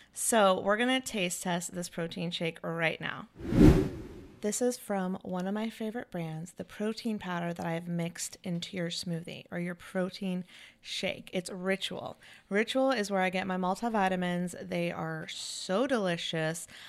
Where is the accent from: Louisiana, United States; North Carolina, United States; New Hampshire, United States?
North Carolina, United States; also born or lived in California; now in Florida, United States; I grew up in North Carolina